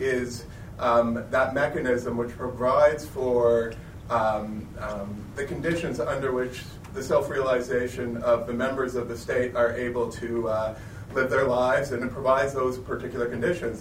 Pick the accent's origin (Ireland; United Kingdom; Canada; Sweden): Canada; I'm, I'm from Canada